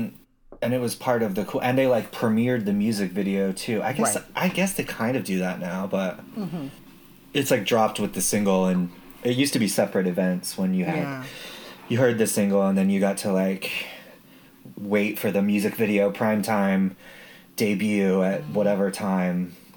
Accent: Utah, United States; Oh, no, I grew up in Utah

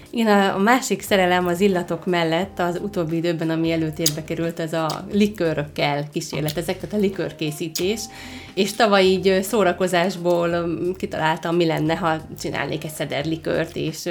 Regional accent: Dunajská Streda, Trnava Region, Slovakia; Én ott is születtem

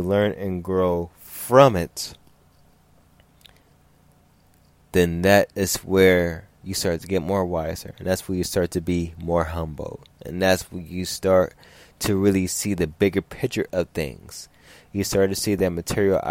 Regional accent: Los Angeles, California, United States; growing up in South Central in other parts of California.

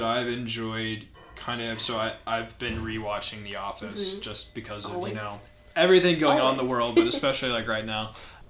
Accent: St. Louis, Missouri, United States; moved away as an adult; also born or lived in Cincinnati, Ohio; now in Denver, United States; So I grew up in St. Louis. I went to school in Cincinnati, Ohio. And then my plan was either to stay in Cincinnati or to go back to St. Louis. I ended up going back to St. Louis after finishing school.

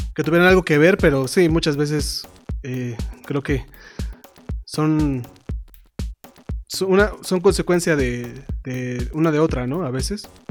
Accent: Mexico; nosotros en México

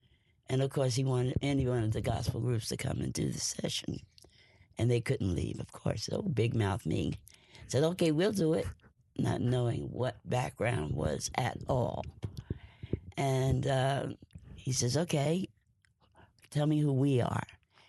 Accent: East Orange, New Jersey, United States; I was born and raised in East Orange, New Jersey. I lived on a street called Sterling Street, which was, I describe it as virtually the United Nations.

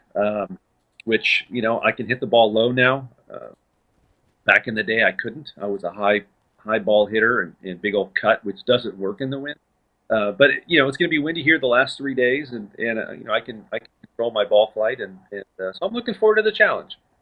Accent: Southern California, United States; moved away as an adult; also born or lived in El Paso, Texas; now in Dallas, United States; I grew up in Southern California

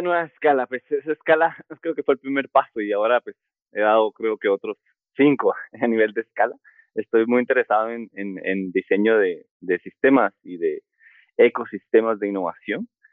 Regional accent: Guatemala; also born or lived in Madrid, Spain; soy guatemalteco, sí, soy guatemalteco

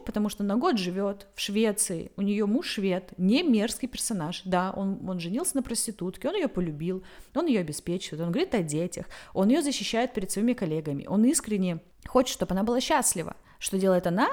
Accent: the South, South of Russia, Russia; moved away as an adult; now in Saint Petersburg, Russia; я просто южанка

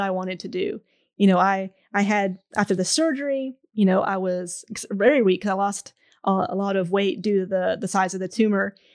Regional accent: Pittsburgh, Pennsylvania, United States; moved away; I'm originally from Pittsburgh, Pennsylvania

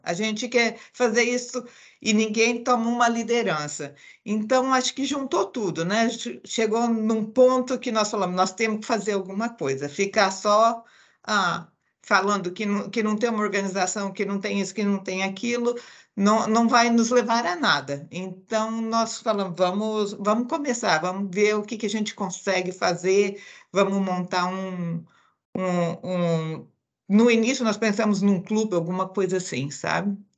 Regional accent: Andradina, São Paulo, Brazil; moved away as an adult; also born or lived in Araçatuba / Atibaia; now in St. Louis, United States; eu sou do interior, nascida bem no interior do estado de São Paulo. Na, nasci em Araçatuba e cresci na cidade de Andradina e morei lá até

